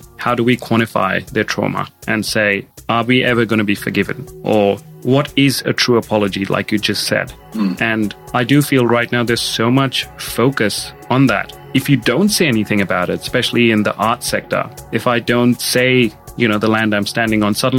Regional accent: India; moved away as an adult; now in Australia; I was born and brought up in India.

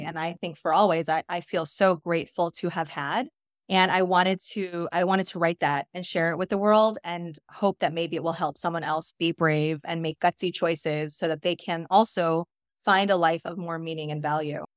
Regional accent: New York, United States; I grew up in New York

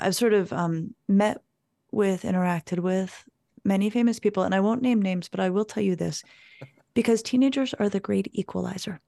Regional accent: Colorado, United States; moved away as an adult; I grew up in Colorado

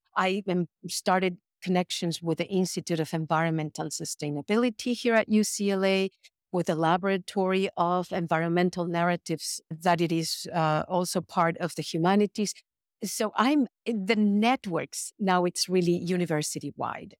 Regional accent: Mexico City, Mexico; moved away as an adult; now in United States; I was born and raised in Mexico City, and I came to the United States to study when I was 18.

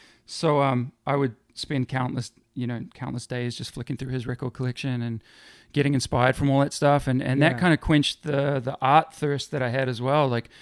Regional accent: Middlesbrough, North East England, United Kingdom; born there; moved away; Incorrect. I was born in England, in the northeast of England, in a town called Middlesbrough.

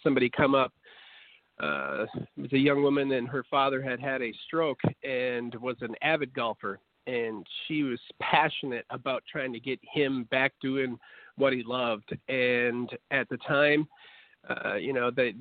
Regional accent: Wisconsin, United States; moved away as an adult; also born or lived in Mississippi State / Atlanta; Well, I grew up in Wisconsin

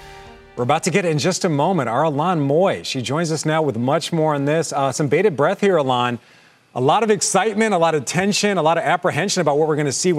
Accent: Philadelphia, Pennsylvania, United States; my hometown of Philadelphia

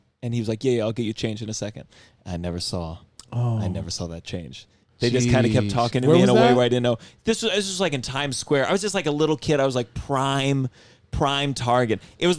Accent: Potomac, Maryland, United States; also born or lived in Miami; now in New York, United States; in Potomac, Maryland, which is, like, we had, like, a forest in the backyard.

